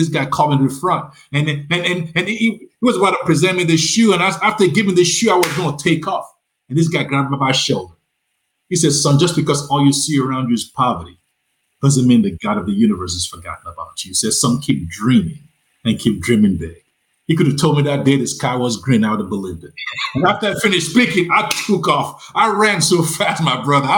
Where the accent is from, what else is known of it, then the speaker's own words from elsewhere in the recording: Nigeria; also born or lived in Lagos, Nigeria; now in Charlotte, United States; you can tell from my accent, you know, that I'm not from Tennessee. I'm from Nigeria.